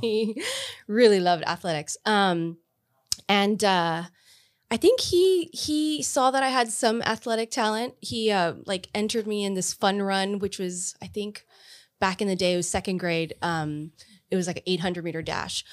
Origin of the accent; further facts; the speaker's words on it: Pharr, Texas, United States; I grew up in Far, um, our school district was so small that we connected to San Juan and Alamo